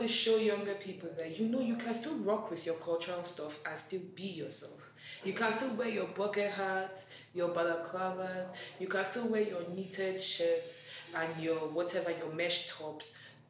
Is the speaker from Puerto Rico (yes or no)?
no; Akwa Ibom, Nigeria; now in Abuja, Nigeria; we are two people from Akwa Ibom State.